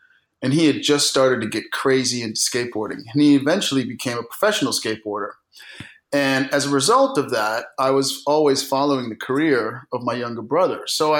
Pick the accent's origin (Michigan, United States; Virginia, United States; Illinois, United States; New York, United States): New York, United States; also born or lived in Germany; So I was born in Germany in 1968 on an army base, and then we lived in upstate New York